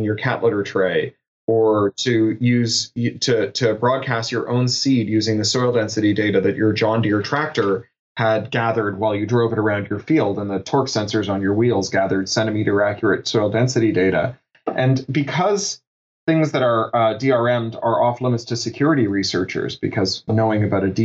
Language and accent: English; Toronto, Ontario, Canada; I grew up in Toronto